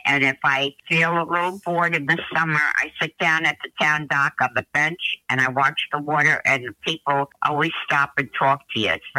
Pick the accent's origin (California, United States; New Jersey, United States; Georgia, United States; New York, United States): New York, United States; Port Washington; also born or lived in Louisiana; I was born and raised in Port Washington, and I love the town, and I love my house. But I lived in Louisiana for almost 2 years